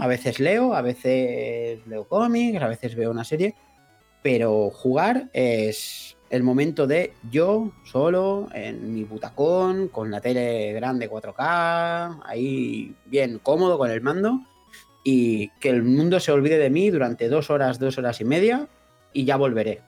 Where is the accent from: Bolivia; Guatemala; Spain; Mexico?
Spain; Mallorca, Balearic Islands; nosotros somos de Mallorca todos